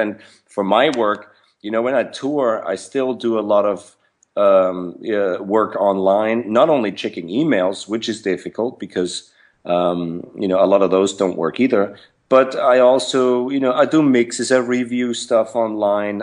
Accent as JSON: {"language": "English", "region": "Vienna", "country": "Austria", "tie": "born or raised there", "moved": "as an adult", "said": "I was born in Vienna, Austria. And, uh, grew up in Vienna, Austria"}